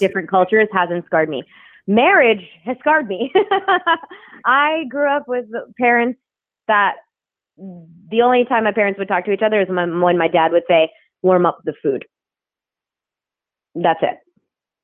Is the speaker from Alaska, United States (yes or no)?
no; New Jersey, United States; I grew up in New Jersey